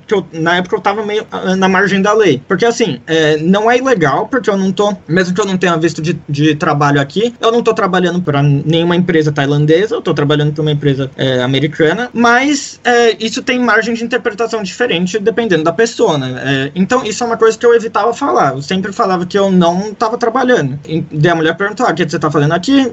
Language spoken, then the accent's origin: Portuguese; Brazil; moved away; a gente é brasileiro